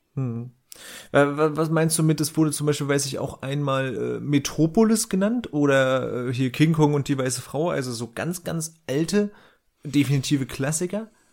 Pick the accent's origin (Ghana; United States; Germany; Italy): Germany; Northern Germany; now in Berlin, Germany; als Norddeutscher